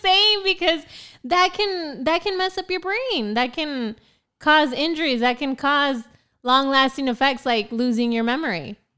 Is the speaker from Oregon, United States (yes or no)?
yes; Prineville, Oregon, United States; moved away as an adult; also born or lived in Portland, Oregon; now in San Antonio, United States; I'm originally from Central Oregon